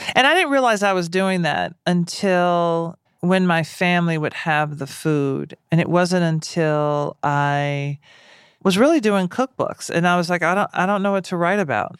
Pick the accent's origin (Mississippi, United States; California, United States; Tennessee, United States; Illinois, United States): Tennessee, United States; Nashville; I'm black and I'm from Nashville.